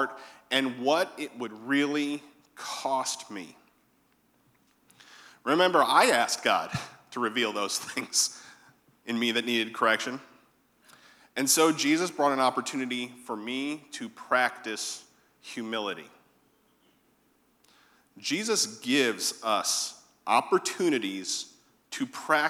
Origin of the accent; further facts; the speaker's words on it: Connecticut, United States; moved away as an adult; now in Savannah, United States; I was born in Connecticut. And I had not suffered through all of those winters